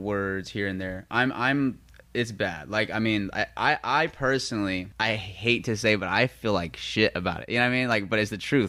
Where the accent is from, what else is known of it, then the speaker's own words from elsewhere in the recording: Las Vegas, Nevada, United States; I'm from Las Vegas